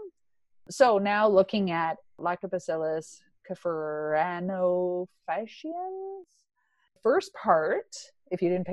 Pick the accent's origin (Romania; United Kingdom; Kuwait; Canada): Canada; Ontario; now in Alberta, Canada; I'm from Ontario, so I'm quite familiar with life out there